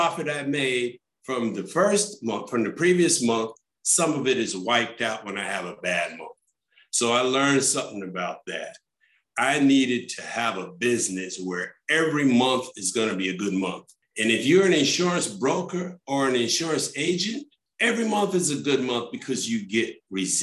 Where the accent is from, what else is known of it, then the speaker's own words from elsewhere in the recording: Barbados; moved away; also born or lived in New York City, United States / Indianapolis, United States; I grew up in Barbados in the Caribbean